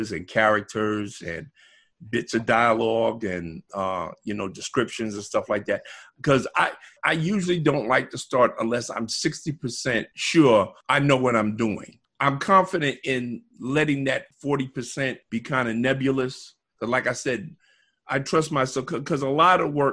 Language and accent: English; New York City, New York, United States; I grew up in Bedford-Stuyvesant, Brooklyn